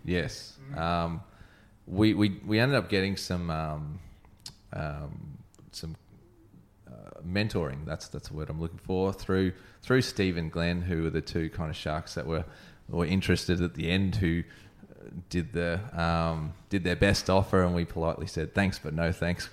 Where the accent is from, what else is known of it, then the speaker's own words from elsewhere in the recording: Brisbane, Queensland, Australia; now in Sunshine Coast, Australia; I grew up in Brisbane, when I came to the Sunshine Coast